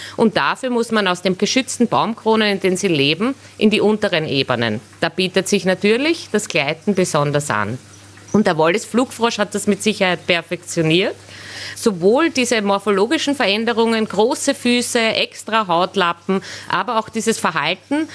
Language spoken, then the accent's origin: German; Austria; bei uns in Österreich